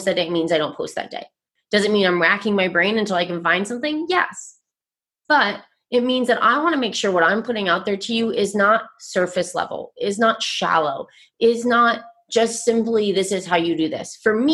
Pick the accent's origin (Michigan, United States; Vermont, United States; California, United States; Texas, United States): Vermont, United States; I grew up, born and raised in Vermont, which is a very primarily white state